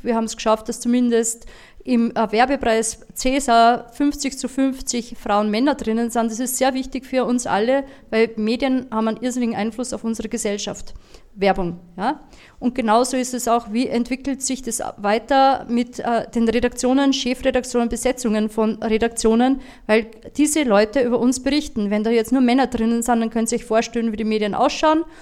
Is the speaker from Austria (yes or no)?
yes; Linz, Upper Austria, Austria; ich, bin Linzerin